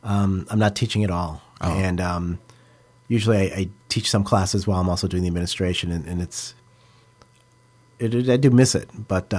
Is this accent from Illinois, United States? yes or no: yes; Illinois, United States; Sure. I grew up outside of Chicago.